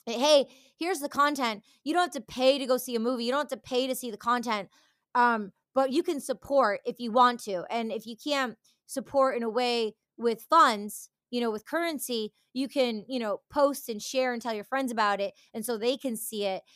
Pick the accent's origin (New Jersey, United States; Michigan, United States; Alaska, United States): Michigan, United States; Detroit; moved away; also born or lived in Los Angeles; I grew up in the Detroit culture going to, um, rave parties